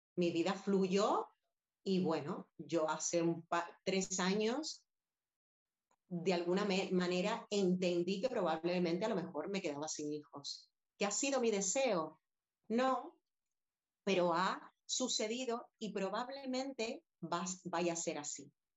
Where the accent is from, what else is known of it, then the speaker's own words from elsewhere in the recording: Havana, Cuba; now in Madrid, Spain; sé que soy cubana y he nacido allí, pero si me dices, ¿dónde es tu hogar? Pues evidentemente hace 22 años que vivo aquí y me conozco más esta ciudad que La Habana, que fue donde, donde yo nací